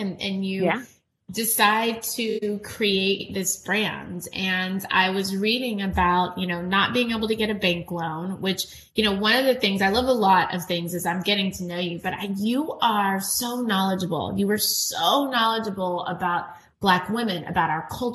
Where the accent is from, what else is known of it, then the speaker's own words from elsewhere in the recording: Texas, United States; I'm from Texas as well